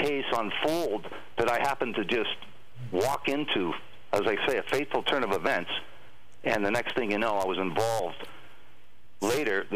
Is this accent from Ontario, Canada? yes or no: yes; Thunder Bay, Ontario, Canada; a friend that I grew up with in Thunder Bay, my hometown